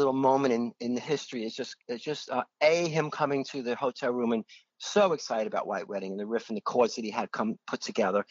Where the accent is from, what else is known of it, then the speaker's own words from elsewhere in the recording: New York City, New York, United States; I was born in Manhattan. I was raised on the Lower East Side